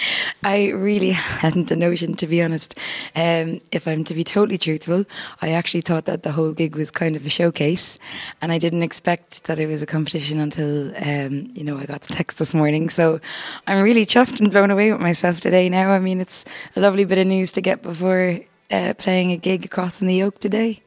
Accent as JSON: {"language": "English", "town": "Ennis", "region": "Munster", "country": "Ireland", "tie": "born or raised there", "said": "that's where I went to school, and that's where I was brought up"}